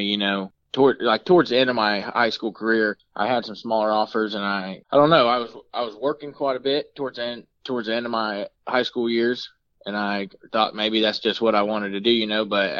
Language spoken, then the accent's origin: English; Melbourne, Florida, United States; I was born in Melbourne, Florida